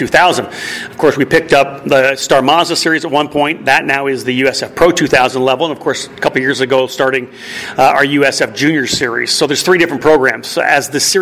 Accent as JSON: {"language": "English", "town": "Milton", "region": "Ontario", "country": "Canada", "tie": "born or raised there", "said": "I was born in Milton."}